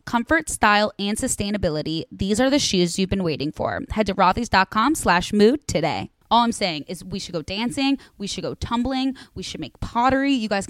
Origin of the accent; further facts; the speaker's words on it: Chicago, Illinois, United States; I'm from Chicago.